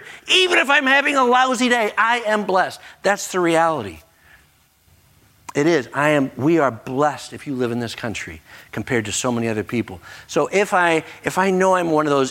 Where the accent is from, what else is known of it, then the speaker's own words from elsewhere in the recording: United States; as an American, I recognize I am blessed and highly favored.